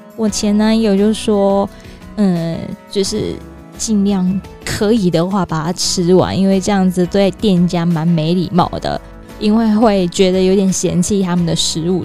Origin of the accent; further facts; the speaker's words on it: Taiwan; 我们台湾人很热情